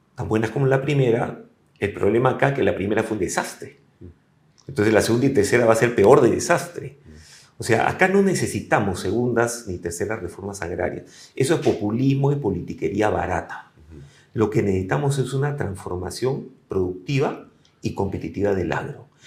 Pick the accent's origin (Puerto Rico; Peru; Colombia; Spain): Peru; como peruanos